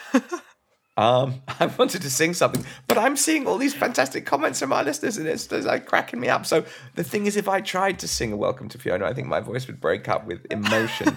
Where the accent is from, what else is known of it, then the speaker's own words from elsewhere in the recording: Brighton, South East England, United Kingdom; I'm from Brighton too